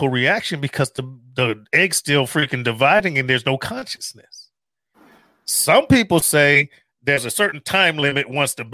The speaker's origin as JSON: {"language": "English", "town": "Chicago", "region": "Illinois", "country": "United States", "said": "I'm not African American. I'm from freaking the south side of Chicago"}